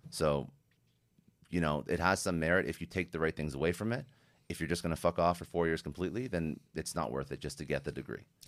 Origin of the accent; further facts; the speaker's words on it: Canada; I'm Canadian